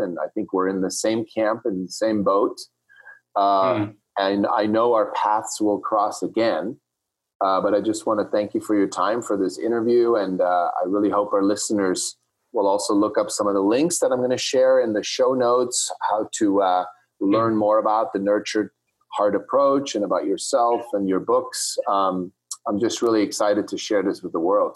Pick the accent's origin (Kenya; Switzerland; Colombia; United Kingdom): Switzerland; when I grew up in Switzerland